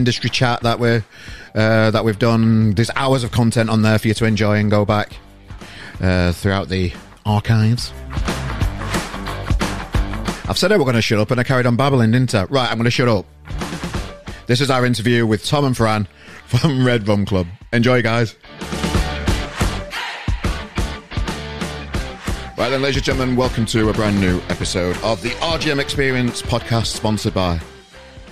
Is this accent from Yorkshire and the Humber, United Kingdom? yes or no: yes; Yorkshire and the Humber, United Kingdom; I'm a Yorkshireman